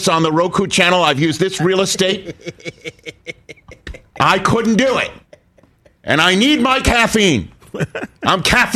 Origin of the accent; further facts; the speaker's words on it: New York City, New York, United States; also born or lived in Brooklyn; I'm from New York City. A 53-year-old man born in Brooklyn, raised in Staten Island